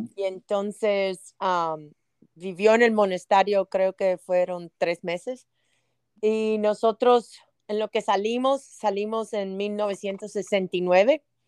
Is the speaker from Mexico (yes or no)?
no; United States; also born or lived in Havana, Cuba; yo me crié aquí en los Estados Unidos, vine de los siete años, casi siete años